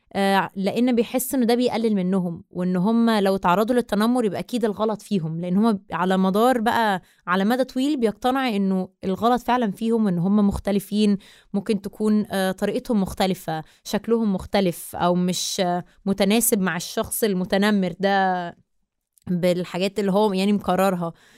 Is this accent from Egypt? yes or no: yes; Egypt; أنا مصرية من أم من الجبل الأسود بابا مصري ومامتي من مونتينيجرو